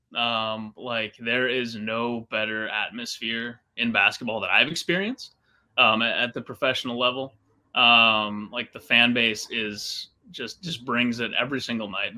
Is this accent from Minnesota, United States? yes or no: yes; Minnesota, United States; moved away as an adult; also born or lived in Northern California; now in California, United States; I grew up in Minnesota uh, went to college there, worked at the regional sports network out there for five years.